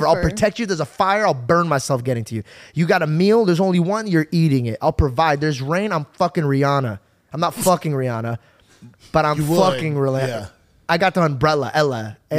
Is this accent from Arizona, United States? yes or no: yes; Arizona, United States; born or raised there